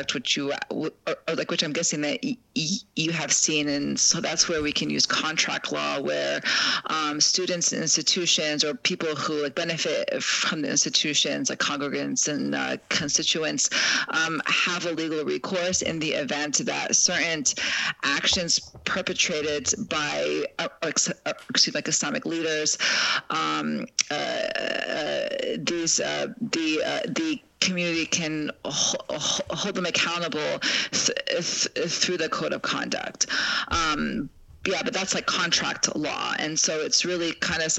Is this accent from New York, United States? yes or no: no; Chicago, Illinois, United States; I'm from Chicago